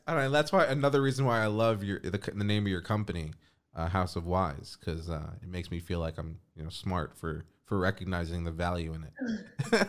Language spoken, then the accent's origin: English; New York, United States; growing up in New York and having access to go to the beach